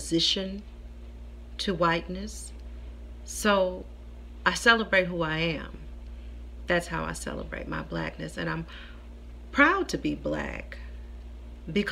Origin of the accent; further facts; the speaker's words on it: Houston, Texas, United States; I'm from Houston. We celebrated Juneteenth since I was a little girl